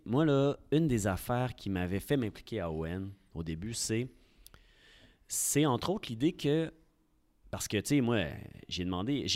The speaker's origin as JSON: {"language": "French", "town": "Quebec City", "region": "Quebec", "country": "Canada", "tie": "born or raised there", "also_born_or_lived": "Lévis", "said": "je suis, un gars de Québec. J'ai grandi à Sainte-Foy, dans le quartier Sainte-Ursule. Et euh, j'ai toujours été à Québec"}